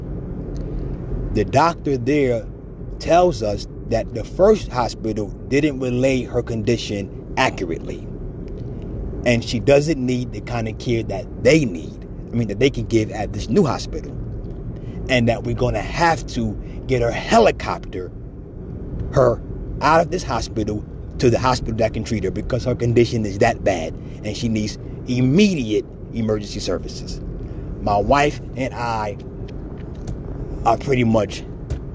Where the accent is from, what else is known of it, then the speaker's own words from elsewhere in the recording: New York, United States; now in Pennsylvania, United States; I'm a Giants fan because I'm from New York